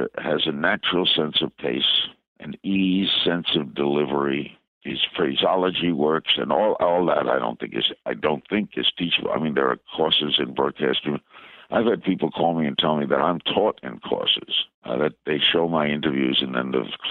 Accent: New York City, New York, United States; I knew all the stations growing up in New York and Brooklyn

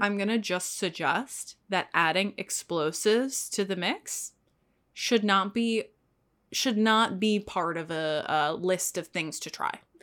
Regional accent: Texas, United States; I am from Texas

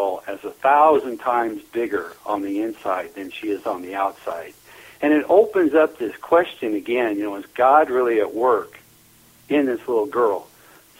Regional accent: Neely, Nebraska, United States; born or raised there

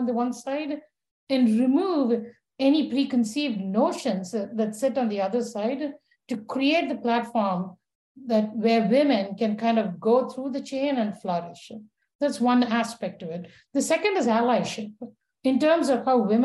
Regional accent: India; moved away; growing up in India as a girl

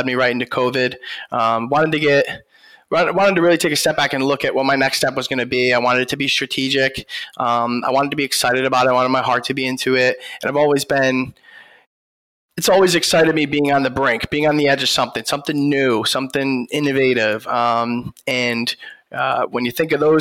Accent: New York, United States; I was born in New York, grew up playing sports

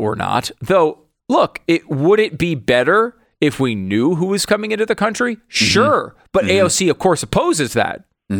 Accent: Connecticut, United States; moved away; also born or lived in New York; I was born in New York. I grew up in Connecticut.

